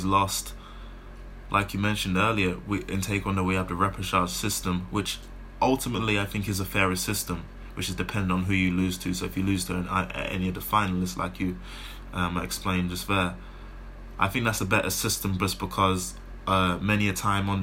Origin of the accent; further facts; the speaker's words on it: London, United Kingdom; in my home city, in my hometown. Like you said, literally just around the corner from where I grew up